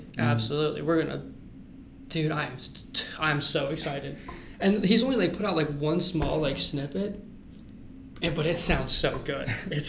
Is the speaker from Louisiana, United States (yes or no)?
no; Ohio, United States; Just because I'm from Ohio